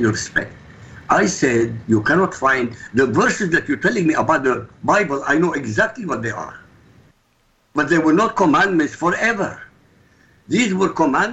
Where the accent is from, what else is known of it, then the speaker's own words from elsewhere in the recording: Baghdad, Baghdad Governorate, Iraq; moved away; I come from Baghdad